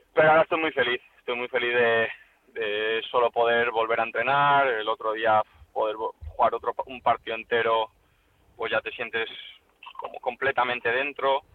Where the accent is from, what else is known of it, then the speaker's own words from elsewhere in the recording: Valencia, Valencian Community, Spain; yo soy de Valencia, tengo a mi familia aquí